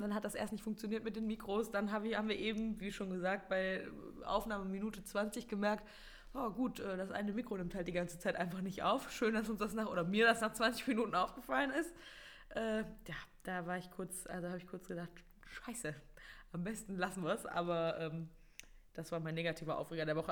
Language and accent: German; Mönchengladbach, North Rhine-Westphalia, Germany; ich bin halt in Gladbach geboren und habe schon immer quasi eigentlich, bis ich dann irgendwann ausgezogen bin, äh, im gleichen Haus gewohnt